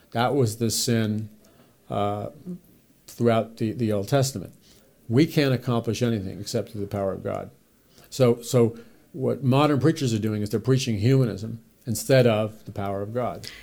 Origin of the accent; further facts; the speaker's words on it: New York City, New York, United States; I was raised in New York City